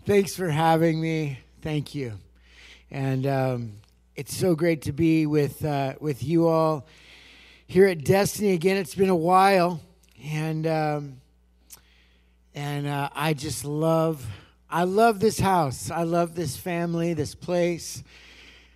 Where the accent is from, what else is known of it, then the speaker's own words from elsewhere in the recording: Lake County, California, United States; also born or lived in Redding, California; we grew up there in Lake County, California